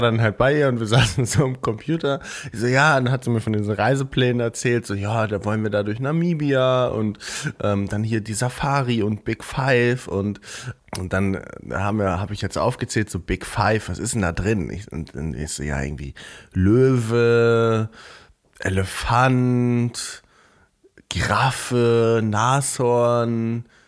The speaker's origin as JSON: {"language": "German", "town": "Eckernförde", "region": "Schleswig-Holstein", "country": "Germany", "said": "Eckernförde ist ja direkt am Meer, also direkt an der Ostsee, da wo ich, da wo ich herkomme."}